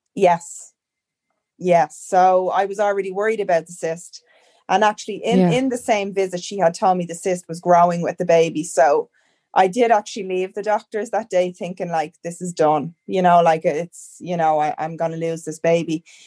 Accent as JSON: {"language": "English", "country": "Ireland", "moved": "as an adult", "lives_now": "Canada", "said": "I'm from Ireland, but I'm currently living in Canada."}